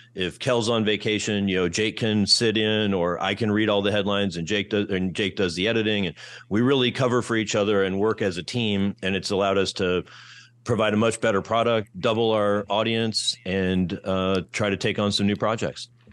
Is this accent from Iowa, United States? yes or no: yes; Iowa City, Iowa, United States; moved away as an adult; also born or lived in Kentucky / Detroit; my hometown, Iowa City, Iowa